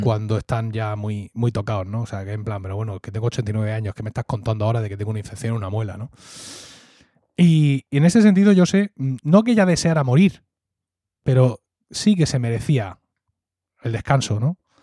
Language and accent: Spanish; Murcia, Region of Murcia, Spain; born or raised there; accent: Murcian (Valle de Ricote / Blanca); also born or lived in Blanca